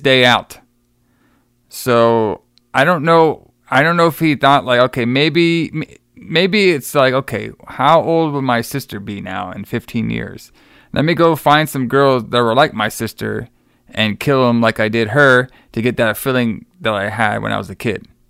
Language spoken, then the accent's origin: English; Texas, United States; moved away; my hometown or my homeland of Texas.